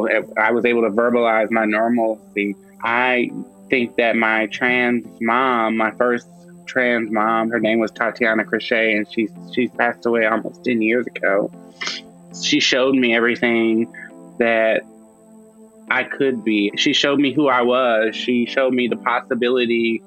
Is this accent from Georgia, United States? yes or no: no; Madisonville, Louisiana, United States; also born or lived in New Orleans, Louisiana; I was born in New Orleans, Louisiana. However, a lot of the roots to my family live in Madisonville, Louisiana, which is about 30 minutes north of New Orleans on the North Shore. And so I did a lot of growing up there